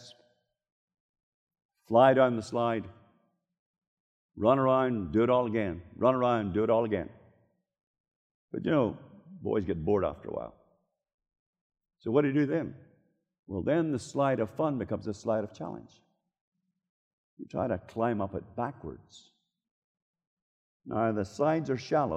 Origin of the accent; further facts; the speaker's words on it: Northern Ireland, United Kingdom; moved away; In my hometown in North Ireland